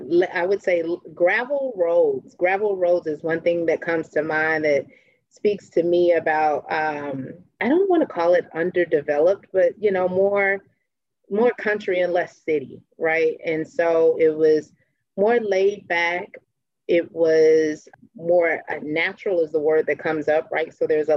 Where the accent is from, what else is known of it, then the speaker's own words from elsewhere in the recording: Chicago, Illinois, United States; Oh, Chicago was just, for me, it was just awesome, an awesome opportunity to explore.